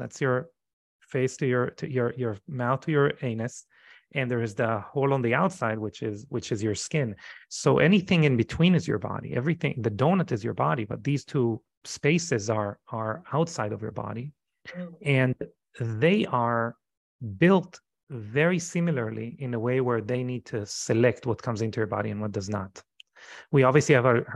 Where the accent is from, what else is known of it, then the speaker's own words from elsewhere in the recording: Israel; moved away as an adult; now in United States; I come from Israel. Israel is a very traumatizing society